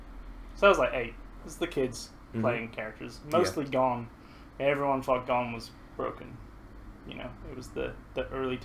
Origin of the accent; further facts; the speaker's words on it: Scotland, United Kingdom; moved away; But when I go home to Scotland to see the family over there, they all think I sound Kiwi Australian, so I've become this universally foreign accent.